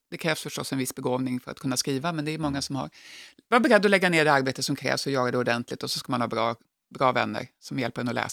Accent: Jakobsberg, Stockholm County, Sweden; also born or lived in Skåne / Norrbotten; Jag är uppvuxen delvis i Stockholm, så jag, men jag är född i Skåne och har bott uppe i Norrbotten.

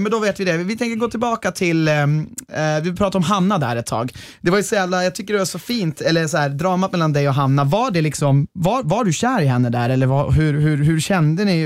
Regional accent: Norrland, Sweden; jag är från Norrland

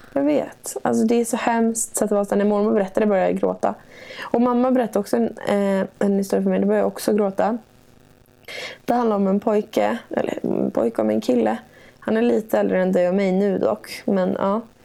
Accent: Gnesta, Södermanland, Sweden; also born or lived in Stockholm / Gothenburg; jag har aldrig någonsin känt mig hemma i Gnesta

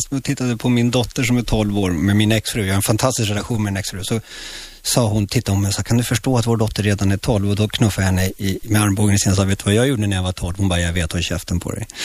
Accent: Chile; now in Sweden; Ja, jag kom från Chile, snyft snyft liksom.

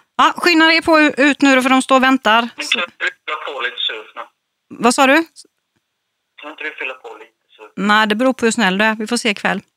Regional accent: Växjö, Kronoberg County, Sweden; also born or lived in Öland; jag är uppvuxen i Växjö

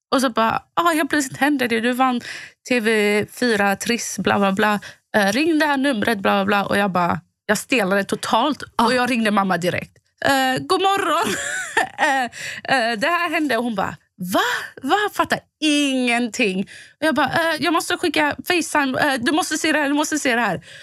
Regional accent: Båstad, Skåne, Sweden; now in Gothenburg, Sweden; från Båstad där jag kommer ifrån

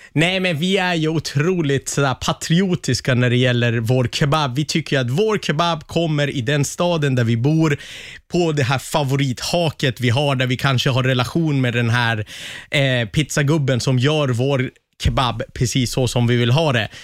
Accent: Västerås, Västmanland, Sweden; i Västerås i alla fall, där jag kommer ifrån.

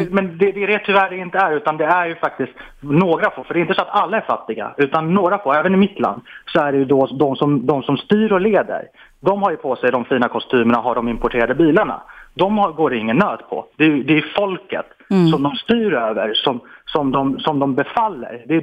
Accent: Iran; Swedish is a second language; now in Sweden; jag har själv eh, mm, ja, bakgrunden eh, som, som invandrare och är från Iran.

